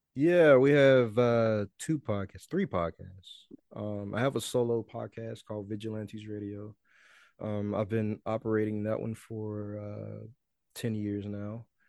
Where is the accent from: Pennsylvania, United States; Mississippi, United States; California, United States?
Mississippi, United States; Mississippi, my hometown